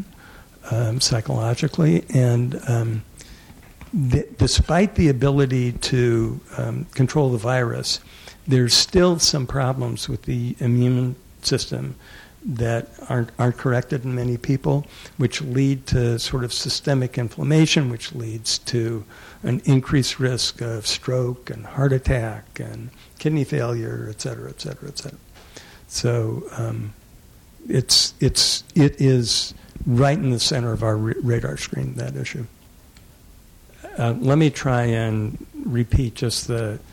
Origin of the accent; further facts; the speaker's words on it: the South, United States; moved away; I grew up in the South